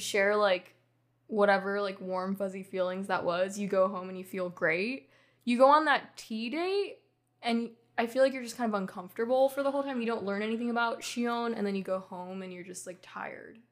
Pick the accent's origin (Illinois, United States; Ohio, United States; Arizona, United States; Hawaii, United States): Hawaii, United States; growing up in Hawaii